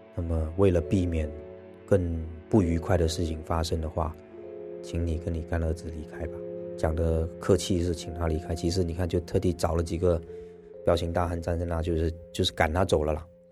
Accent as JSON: {"language": "Chinese", "country": "Malaysia", "said": "我是马来西亚华人，然后一直都在新马港台从事演艺的工作"}